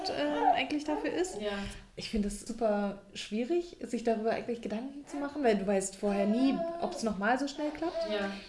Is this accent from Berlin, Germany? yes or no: yes; Berlin, Germany; was wir als Berliner